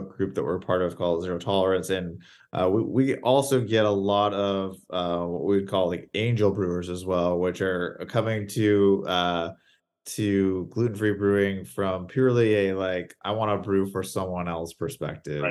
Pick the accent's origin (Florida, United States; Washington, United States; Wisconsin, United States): Washington, United States; Seattle; I hail from the Pacific Northwest, Seattle area